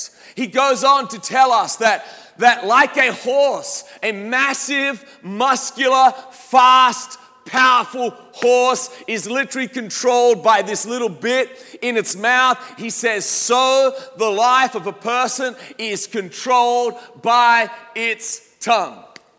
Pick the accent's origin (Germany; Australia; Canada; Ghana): Australia; As an Aussie, my accent is not perhaps as strong as it used to be, but you get me around some Australians and all of a sudden some Australian words will start popping out.